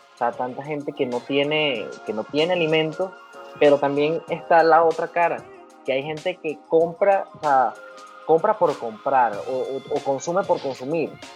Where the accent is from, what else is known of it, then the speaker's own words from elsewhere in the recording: Valles del Tuy, Miranda, Venezuela; yo soy de los Valles del Tuy, en el estado Miranda.